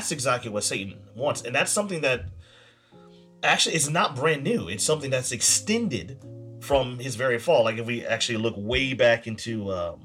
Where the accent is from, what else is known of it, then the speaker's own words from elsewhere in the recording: United States; me as an American